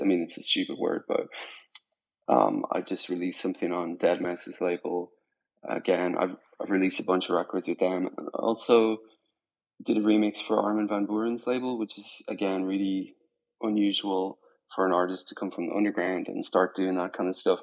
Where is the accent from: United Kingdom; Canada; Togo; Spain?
Spain; moved away; also born or lived in Ireland / Dublin; I was born in Ireland. I grew up in Spain